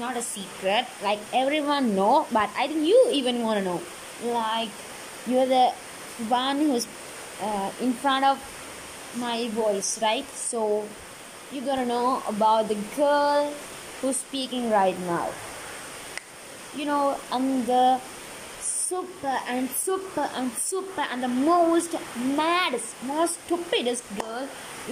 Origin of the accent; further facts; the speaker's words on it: Sri Lanka; I'm from Sri Lanka